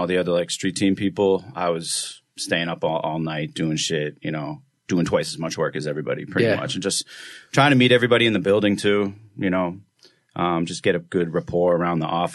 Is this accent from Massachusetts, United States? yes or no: yes; Boston, Massachusetts, United States; moved away as an adult; now in New York, United States; I'm originally from Boston, went to school there